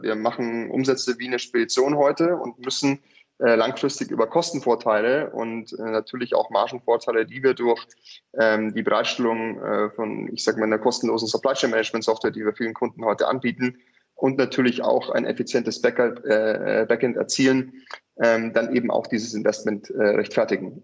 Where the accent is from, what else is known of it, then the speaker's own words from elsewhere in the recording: near Munich, Bavaria, Germany; also born or lived in California / Hong Kong; ich bin äh, in der Nähe von München aufgewachsen